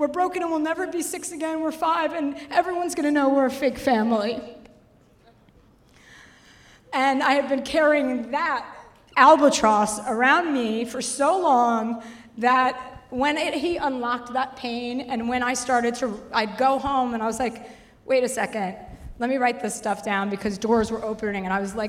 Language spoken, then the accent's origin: English; New Jersey, United States; now in Los Angeles, United States; I'm from New Jersey.